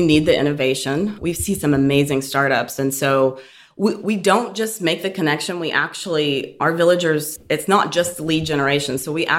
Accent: Oklahoma City, Oklahoma, United States; moved away as an adult; now in Houston, United States; I'm actually from Oklahoma City, born and raised in Oklahoma City. Yes, moved to Houston about 8 years ago.

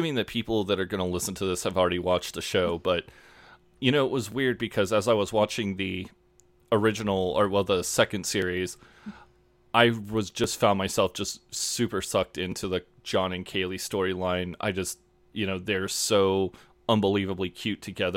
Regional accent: Kansas, United States; I'm an American from Kansas

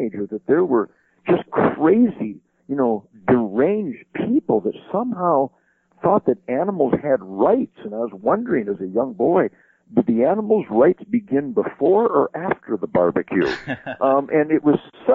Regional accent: Detroit, Michigan, United States; because I'm from Detroit. I was born in Detroit

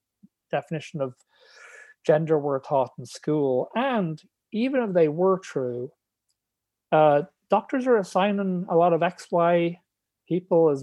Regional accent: Ireland; moved away as an adult; now in England; So they moved back to Ireland, and I grew up in Tala

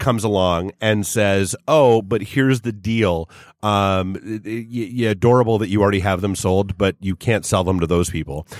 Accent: New Hampshire, United States; I grew up in New Hampshire

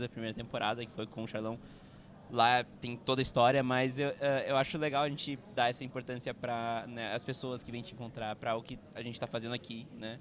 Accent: Montenegro, Rio Grande do Sul, Brazil; eu sou de Montenegro, no Rio Grande do Sul também

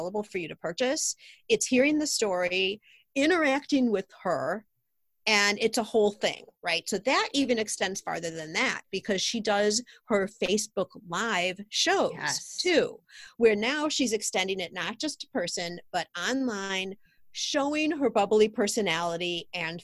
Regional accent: Highland Park, United States; we have a shop here in my hometown, Highland Park

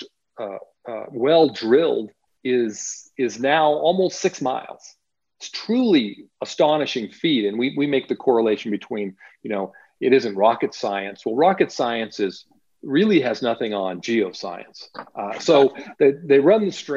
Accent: New Mexico, United States; also born or lived in Central California; my home state of New Mexico

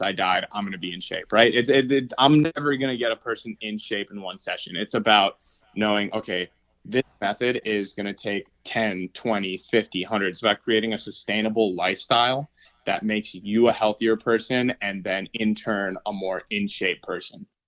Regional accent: New York City, New York, United States; moved away as an adult; also born or lived in Massachusetts; now in Los Angeles, United States; I grew up in New York City, actually.

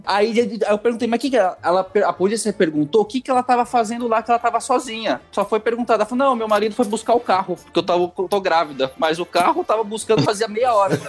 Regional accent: São Paulo, Brazil; Eu saí de São Paulo, Zona Leste

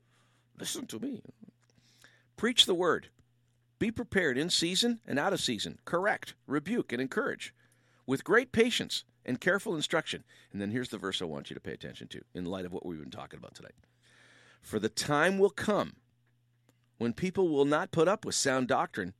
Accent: Windsor, Ontario, Canada; I was raised in Windsor, Ontario

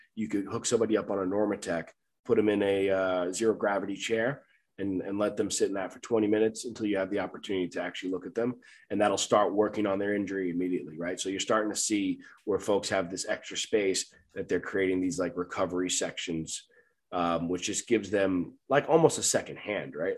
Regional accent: Long Island, New York, United States; moved away; I'm from Long Island, New York

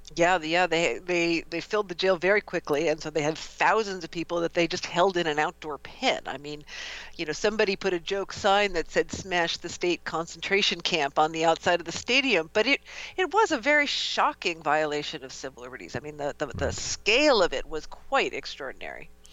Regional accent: outside of Milwaukee, Wisconsin, United States; the Midwest, which is where I grew up. I grew up outside of Milwaukee

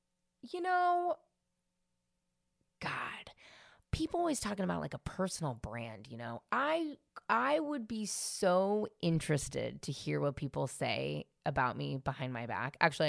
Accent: San Francisco, California, United States; I grew up in San Francisco in the 90s.

